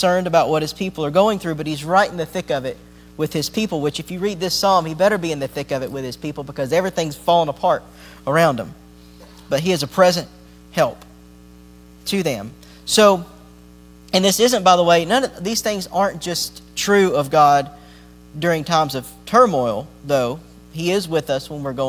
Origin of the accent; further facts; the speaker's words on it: Appalachia, United States; I grew up near the Smoky Mountains and near the Appalachians